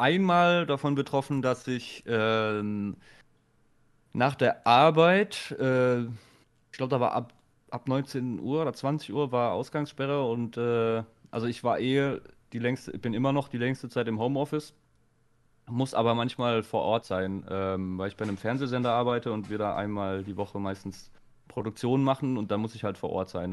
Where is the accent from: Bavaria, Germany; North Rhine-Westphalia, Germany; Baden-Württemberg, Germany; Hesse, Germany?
Baden-Württemberg, Germany; bei uns in Baden-Württemberg